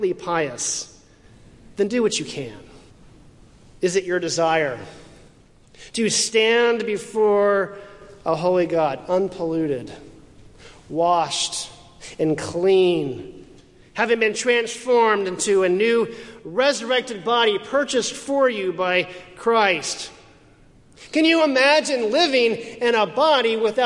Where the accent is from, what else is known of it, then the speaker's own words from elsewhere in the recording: Houston, Texas, United States; moved away; My hometown of Houston